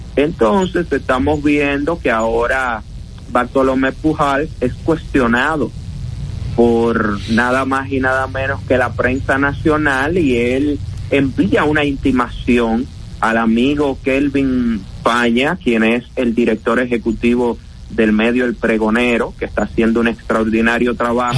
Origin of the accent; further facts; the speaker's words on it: Dominican Republic; en nuestro país nosotros tenemos que ser burlados como dominicanos